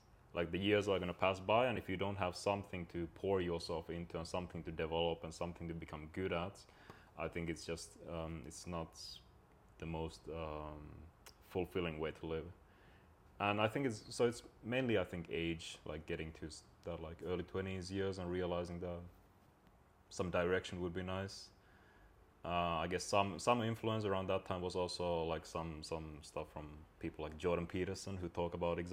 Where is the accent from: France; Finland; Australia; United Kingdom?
Finland; when I grew up in Finland